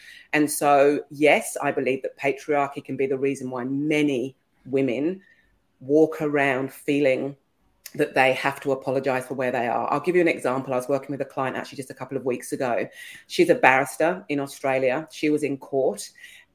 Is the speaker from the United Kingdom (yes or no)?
yes; England, United Kingdom; I'm English.